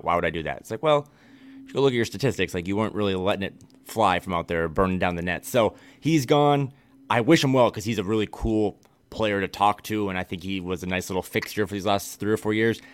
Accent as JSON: {"language": "English", "region": "Midwest", "country": "United States", "moved": "yes", "lives_now": "West Coast, United States", "said": "I am a Midwesterner through and through. I love my home state and my home region"}